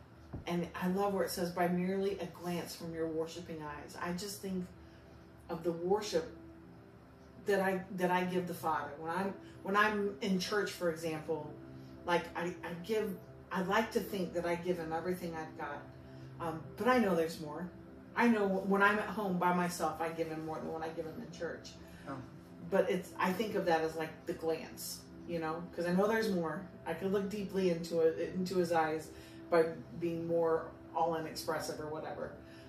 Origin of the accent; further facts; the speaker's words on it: Southern District, Israel; Libethini. I'm from Southern Israel.